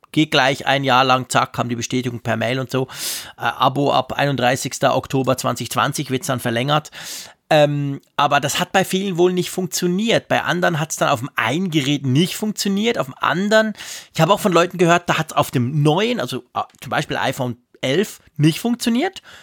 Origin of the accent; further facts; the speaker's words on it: Switzerland; bei uns in der Schweiz